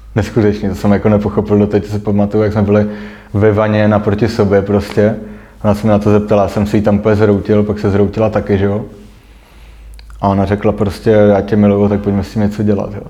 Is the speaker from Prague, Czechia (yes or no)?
yes; Prague, Czechia; jsem nastoupil jako Pražák